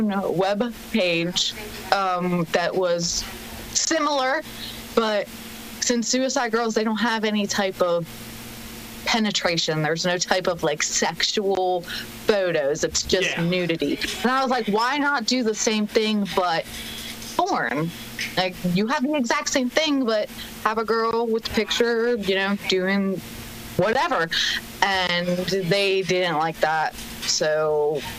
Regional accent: Maryland, United States; I'm from Maryland

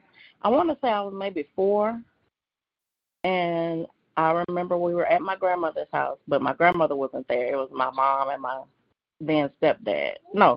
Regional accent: Beaumont, Texas, United States; I'm from Beaumont, Texas, born and raised.

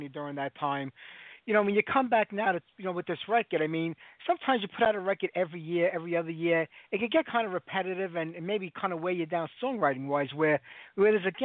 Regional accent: New York City, New York, United States; now in Staten Island, United States; I was born and raised in Bensonhurst, Brooklyn

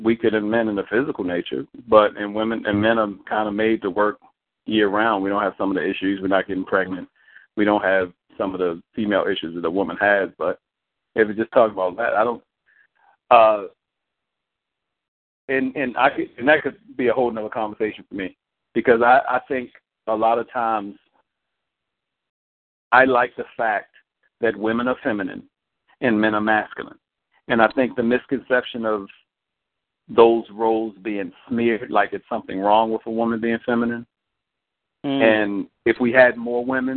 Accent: Baltimore, Maryland, United States; I'm from Baltimore

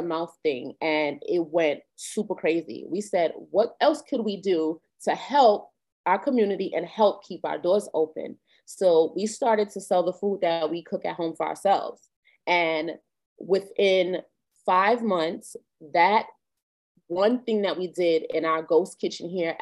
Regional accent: New York, United States; We're New Yorkers. We've been New Yorkers all our lives, born and raised here

